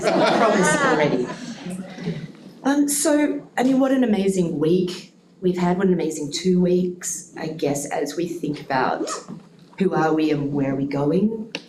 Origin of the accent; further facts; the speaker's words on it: Western Australia, Australia; As a community, as a sector, as West Australian makers.